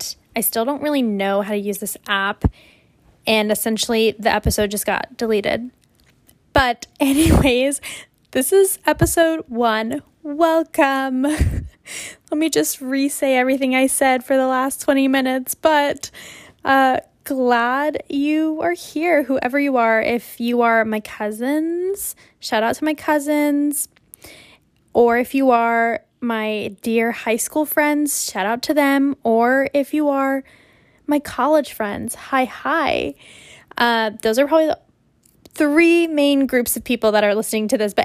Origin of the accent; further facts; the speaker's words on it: Louisville, Kentucky, United States; accent: southern twang; moved away as an adult; also born or lived in Quito, Ecuador; now in Boston, United States; I was raised in Kentucky